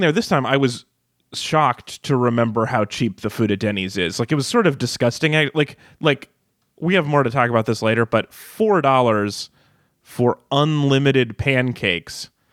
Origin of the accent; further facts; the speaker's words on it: Reno, Nevada, United States; I grew up in Reno, which had every casino had a 24 hour diner in it